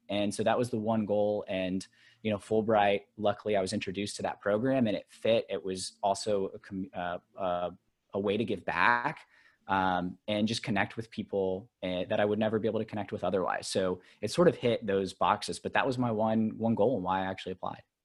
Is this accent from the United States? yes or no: yes; Alabama, United States; now in New York, United States; I grew up in Alabama